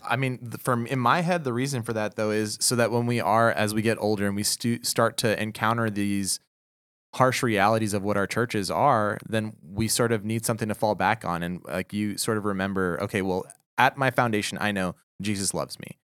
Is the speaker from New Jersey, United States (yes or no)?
no; Houston, Texas, United States; I'm from Houston, Texas.